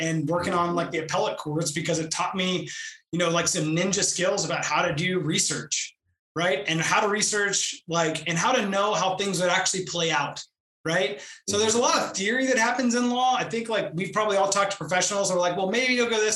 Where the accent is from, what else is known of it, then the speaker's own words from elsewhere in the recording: Houston, Texas, United States; also born or lived in Albany, New York / Austin, Texas; I was born and raised in Houston, Texas